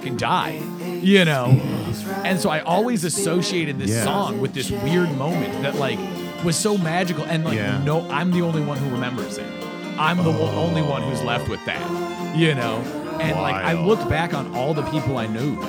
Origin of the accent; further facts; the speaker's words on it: Seattle, Washington, United States; moved away as an adult; I'm from Seattle